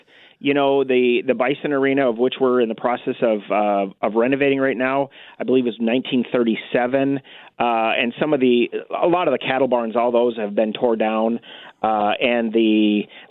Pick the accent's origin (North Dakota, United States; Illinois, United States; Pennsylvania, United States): North Dakota, United States; moved away as an adult; also born or lived in Oregon / New Mexico; now in Kansas, United States; In North Dakota